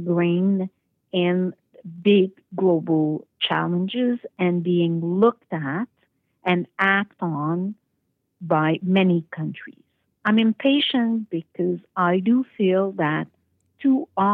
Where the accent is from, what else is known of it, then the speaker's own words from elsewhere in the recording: South Shore of Montreal, Quebec, Canada; moved away as an adult; also born or lived in Toronto; now in Paris, France; I grew up in a very conventional family with a older brother in a small town / village south shore of Montreal